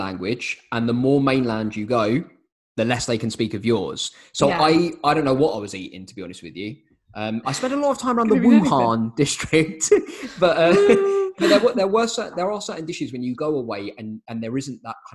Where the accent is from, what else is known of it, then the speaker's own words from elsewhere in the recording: United Kingdom; being British